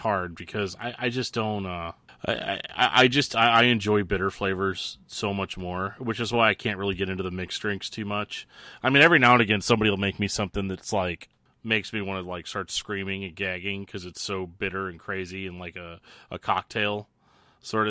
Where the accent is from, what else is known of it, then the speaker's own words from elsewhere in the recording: St. Louis, Missouri, United States; here in my hometown of St. Louis, Missouri